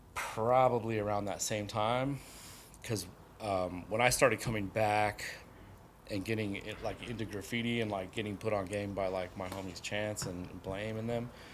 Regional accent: San Diego, California, United States; moved away; also born or lived in Vista, California / Colorado; grew up in San Diego

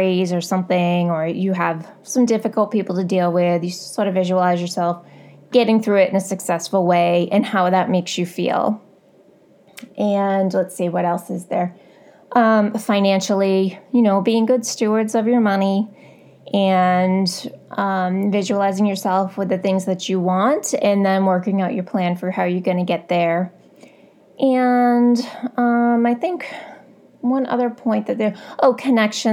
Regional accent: Boston, Massachusetts, United States; I'm from Boston

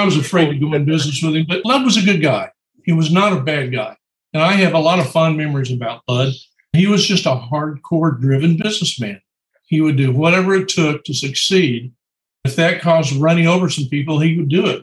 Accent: Oklahoma, United States; I'm from Oklahoma and so is Troy

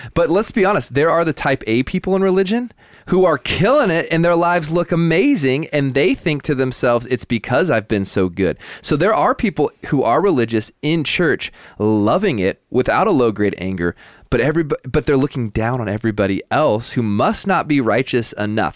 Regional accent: the Northwest, Pacific Northwest, United States; moved away; I grew up in the Northwest

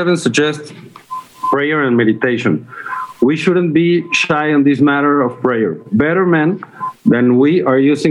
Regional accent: Mexico; I'm from Mexico

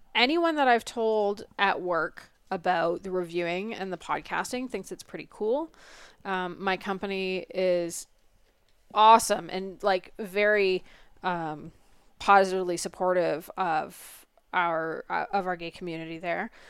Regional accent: Canada; we're Canadian

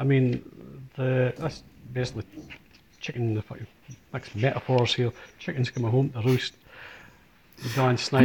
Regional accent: Scotland, United Kingdom; we are Scottish

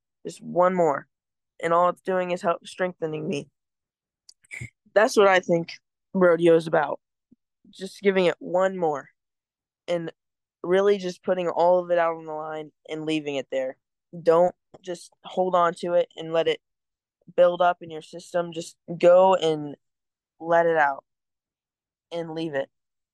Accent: Northeast Missouri, United States; I'm from Northeast Missouri

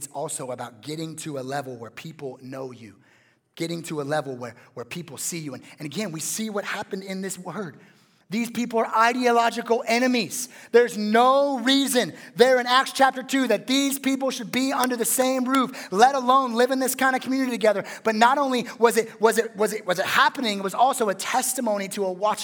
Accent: West Coast, United States; I'm a West Coast guy.

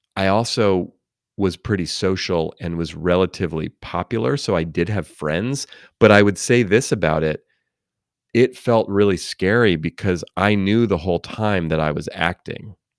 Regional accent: Oakland, California, United States; I grew up in Oakland, California, near San Francisco

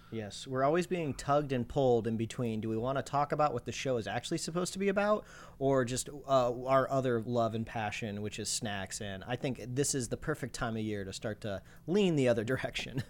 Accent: Midwest, United States; now in Los Angeles, United States; I grew up in the Midwest

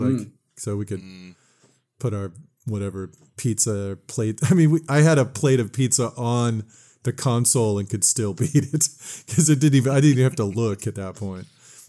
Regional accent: Bay City, Michigan, United States; they had one in this pizza place in near my hometown in Bay City.

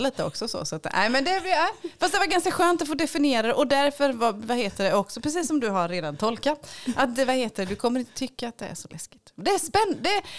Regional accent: Småland, Sweden; jag är författare ifrån Småland.

